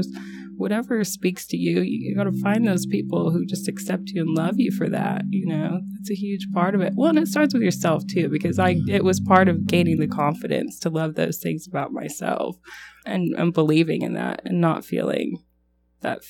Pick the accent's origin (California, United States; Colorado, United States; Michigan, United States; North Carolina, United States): North Carolina, United States; So growing up out east, I grew up in North Carolina, and there aren't many other LDS members there